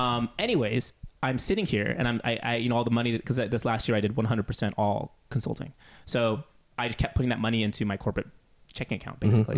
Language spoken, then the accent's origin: English; Seattle, Washington, United States; I grew up in Seattle in the 90s